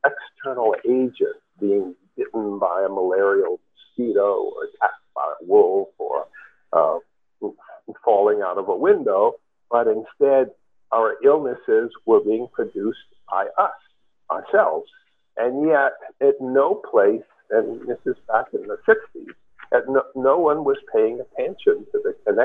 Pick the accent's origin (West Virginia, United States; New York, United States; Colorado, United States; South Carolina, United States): New York, United States; New York City; I grew up in New York City